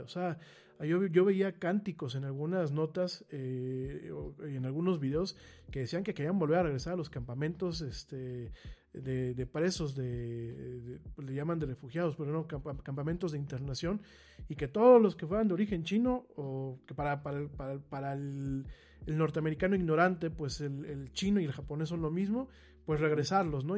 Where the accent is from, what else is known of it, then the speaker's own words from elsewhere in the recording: Mexico; como mexicanos